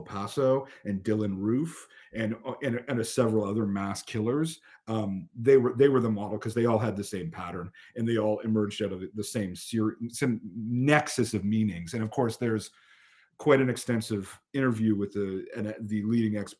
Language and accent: English; Canada; also born or lived in United States; being Canadian